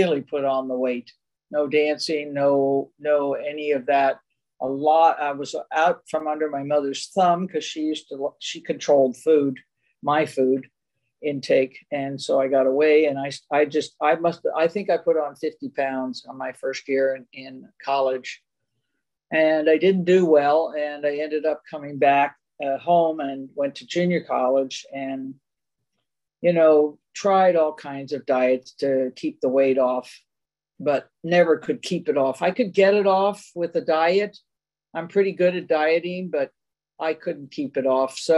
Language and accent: English; Silver Spring, Maryland, United States; now in Walnut Creek, United States; We were raised in Silver Spring, Maryland.